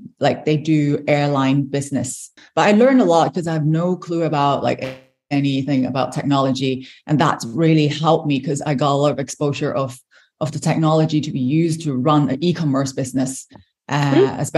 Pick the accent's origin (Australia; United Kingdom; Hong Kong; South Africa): Hong Kong; moved away as an adult; now in Dublin, Ireland; So I'm originally from Hong Kong. So I moved to Ireland with my husband about 6 years ago.